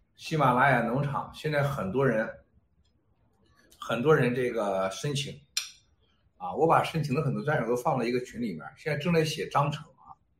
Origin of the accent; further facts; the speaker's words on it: China; 我们中国人